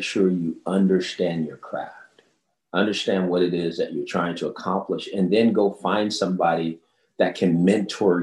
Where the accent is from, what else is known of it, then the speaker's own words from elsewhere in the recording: Los Angeles, California, United States; I grew up in South Central Los Angeles